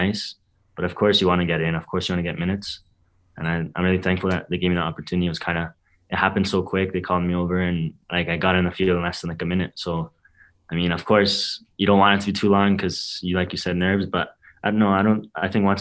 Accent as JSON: {"language": "English", "town": "Vancouver", "region": "British Columbia", "country": "Canada", "tie": "born or raised there", "said": "growing up in Vancouver and playing in the academy"}